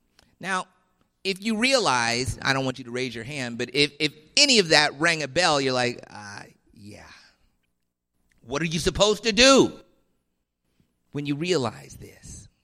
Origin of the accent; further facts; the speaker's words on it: Washington, District of Columbia, United States; While I was a young man growing up in Washington, D.C., in church every Sunday from before I was born, but just living my life as I wanted to, God pardoned me.